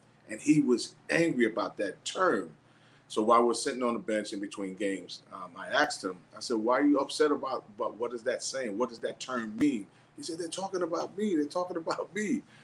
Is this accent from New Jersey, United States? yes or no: yes; Hoboken, New Jersey, United States; born or raised there